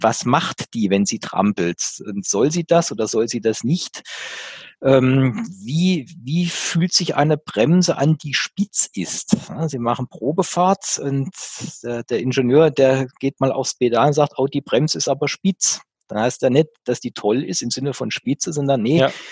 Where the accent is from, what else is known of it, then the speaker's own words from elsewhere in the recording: Germany; als Deutscher in Deutschland